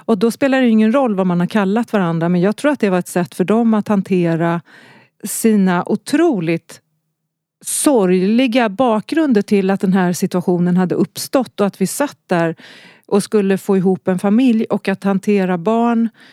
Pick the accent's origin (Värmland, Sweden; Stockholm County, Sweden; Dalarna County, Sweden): Stockholm County, Sweden; Stockholm; also born or lived in Gävle / Skövde; Så jag flyttade till Stockholm när jag var sex.